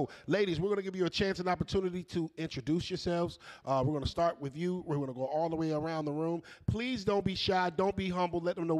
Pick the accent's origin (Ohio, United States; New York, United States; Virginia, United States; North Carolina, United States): Virginia, United States; I'm from Virginia.